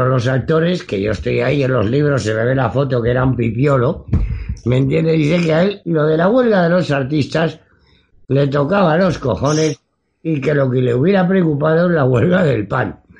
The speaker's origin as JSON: {"language": "Spanish", "country": "Spain", "said": "Entonces yo lo paso muy mal en estas entrevistas porque no quiero cabrearme como ciudadano español."}